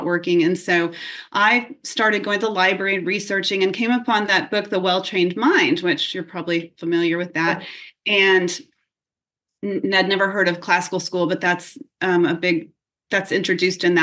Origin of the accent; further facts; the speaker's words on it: San Antonio, Texas, United States; now in Williamsburg, United States; I grew up in San Antonio, Texas